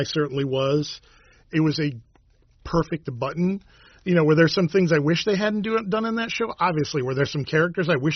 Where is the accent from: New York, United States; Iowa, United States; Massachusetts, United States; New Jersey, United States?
New York, United States; Victor; I'm from Victor